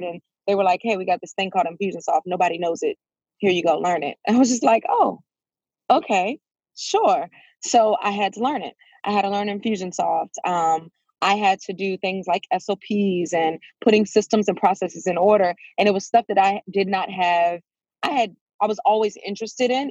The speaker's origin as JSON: {"language": "English", "town": "Fredericksburg", "region": "Virginia", "country": "United States", "tie": "born or raised there", "said": "I am currently in Fredericksburg, Virginia. This is where I was born and raised"}